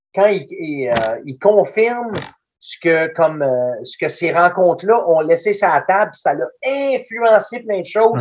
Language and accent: French; Danville, Quebec, Canada; il était venu chez nous, à Danville